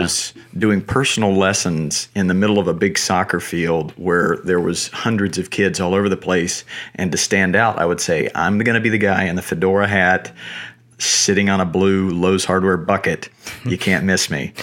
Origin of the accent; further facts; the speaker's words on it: Asheboro, North Carolina, United States; I grew up in North Carolina, small one-horse town, uh, called Ashboro